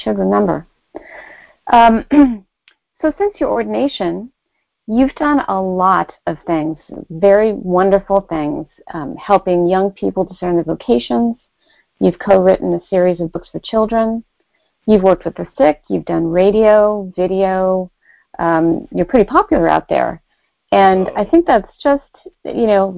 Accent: California, United States; moved away; I was out in my home state of California

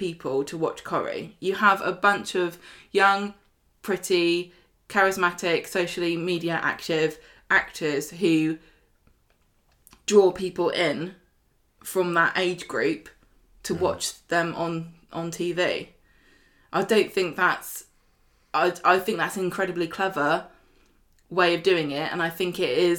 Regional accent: United Kingdom; we're British

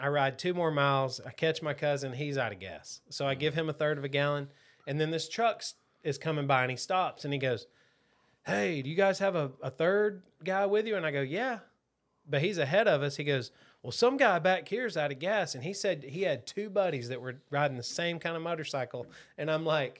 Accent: Marietta, Georgia, United States; I used to live in Seven Hills, which is the neighborhood that on the road that I grew up in.

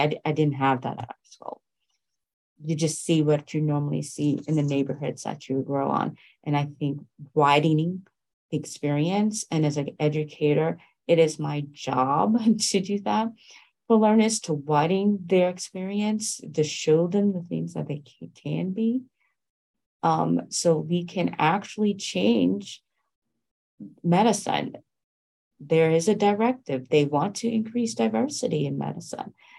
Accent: New York, United States; I was raised in New York

